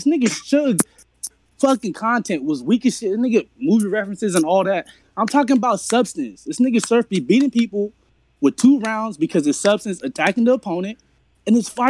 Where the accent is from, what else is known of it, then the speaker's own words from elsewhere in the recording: West Coast, United States; I'm a West Coast nigga. I'm from the West.